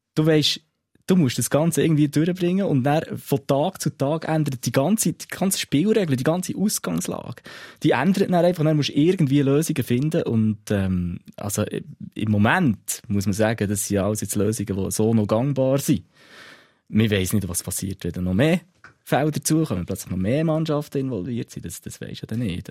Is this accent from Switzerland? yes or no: yes; Bernese Oberland, Switzerland; bei uns im Berner Oberland